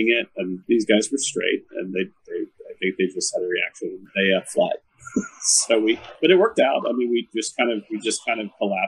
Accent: Texas, United States; moved away as an adult; also born or lived in Dallas; now in Portland, United States; I am a Texan.

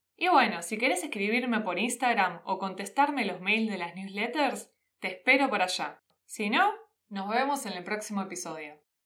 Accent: Quilmes, Buenos Aires Province, Argentina; accent: Rioplatense; de donde vengo yo, que soy de la ciudad de Quilmes

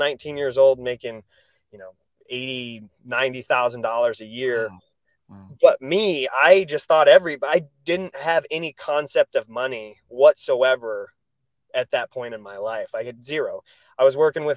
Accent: Rudd, Iowa, United States; moved away as an adult; also born or lived in Mason City, Iowa / New York / Orange County, California / Kissimmee, Florida; I grew up in Rudd, Iowa

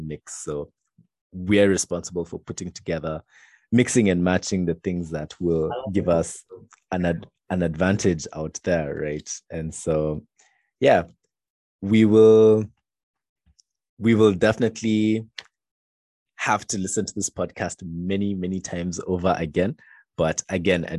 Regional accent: Kenya

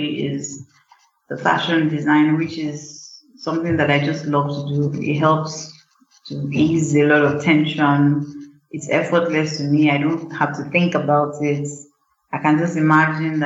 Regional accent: Ibadan, Oyo, Nigeria; I was born in University College Hospital in Ibadan because my father was a doctor, so, and he worked in UCH, so naturally I was born in UCH in Ibadan. And I grew up in Ibadan

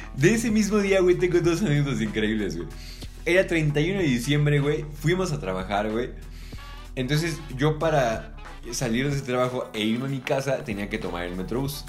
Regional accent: Mexico; como buen mexicano

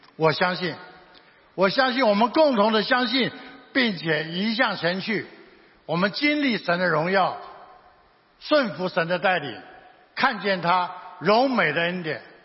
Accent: Taiwan; 我们台湾人

